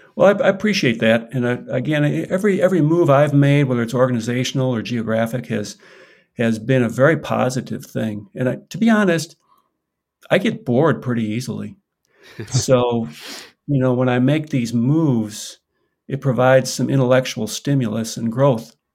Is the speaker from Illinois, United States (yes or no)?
yes; Chicago, Illinois, United States; also born or lived in Southern California; now in Washington, United States; I grew up on the south side of Chicago